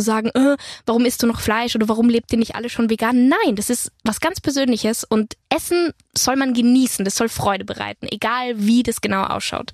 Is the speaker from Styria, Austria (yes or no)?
no; Innsbruck, Tyrol, Austria; also born or lived in Hanover, Germany / Berlin, Germany; now in Potsdam, Germany; ich werde auf jeden Fall viel Zeit auch natürlich in Tirol verbringen, meine Heimat